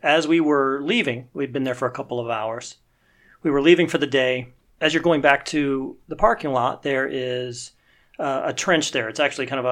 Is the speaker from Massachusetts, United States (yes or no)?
no; Cleveland, Ohio, United States; also born or lived in Columbus, Ohio; I grew up in Cleveland, Ohio